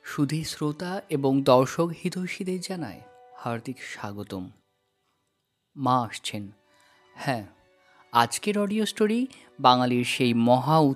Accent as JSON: {"language": "Bangla", "town": "Kolkata", "region": "West Bengal", "country": "India", "tie": "born or raised there", "said": "আমার জন্ম বেড়ে ওঠা ছোটোবেলার পড়াশোনা সবই উত্তর কলকাতার বাগবাজার আর বাগবাজার চৌরাস্তা ঠিক তার উল্টো দিকের রাস্তা ধরে একটু হেঁটে হাতে গোনা চারটে কিংবা ওই পাঁচটা বাড়ি পার করেই আমাদের সাবেকই বাড়িখানা"}